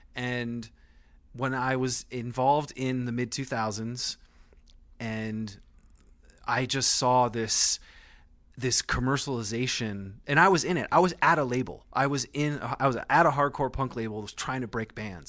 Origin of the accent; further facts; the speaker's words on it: Vermont, United States; I grew up in Vermont.